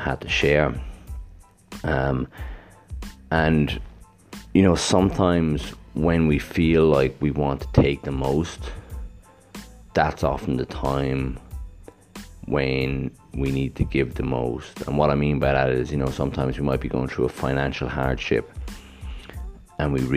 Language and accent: English; Ireland; now in Gold Coast, Australia; I grew up in Ireland in a small town where it rains a lot and it's cold.